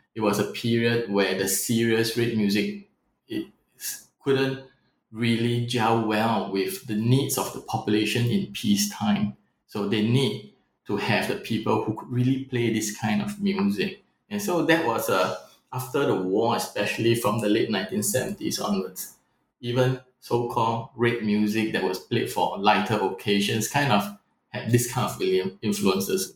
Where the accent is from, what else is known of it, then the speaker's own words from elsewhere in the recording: Singapore; also born or lived in Vietnam; being a Singaporean um, living in Vietnam or visiting Vietnam